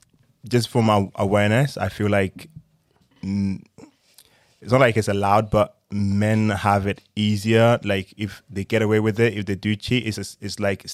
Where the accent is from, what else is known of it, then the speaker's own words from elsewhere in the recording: Ghana; I'm from Ghana, West Africa.